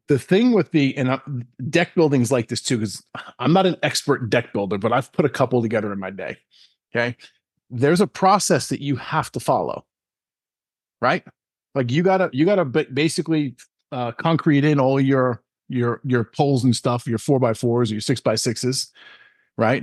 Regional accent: Long Island, New York, United States; I'm born and raised in New York, Long Island, New York

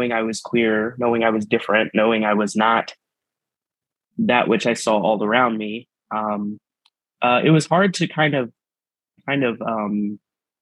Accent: Texas, United States; now in Kansas City, United States; in the small town I grew up in Texas, I was raised by my family, my biological family, who were Mexican immigrants

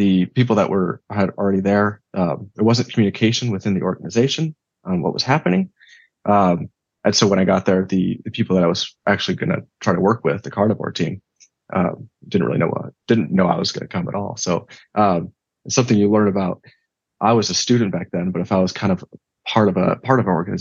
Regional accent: United States; in my backyard here in the U.S.

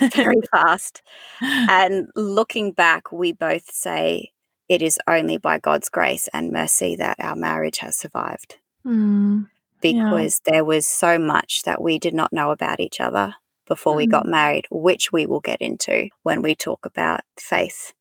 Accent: Emerald, Queensland, Australia; now in Tasmania, Australia; I grew up in central Queensland in a mining town called Emerald

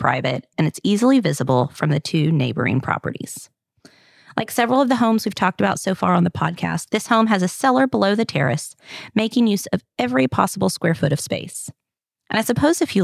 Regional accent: the South, United States; accent: southern; my French with my southern accent.

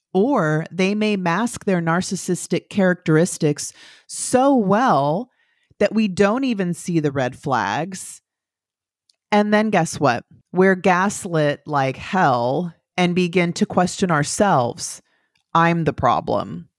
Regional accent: the valley in California, United States; moved away as an adult; now in Florida, United States; I'm from California. I'm from the valley in California, about two hours southeast of San Francisco

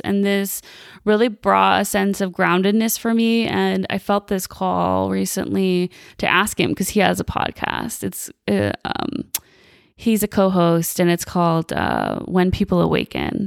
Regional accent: Chicago, Illinois, United States; moved away as an adult; now in Las Vegas, United States; So I'm originally from the Chicagoland area. Was born and raised there until I was about twenty-five.

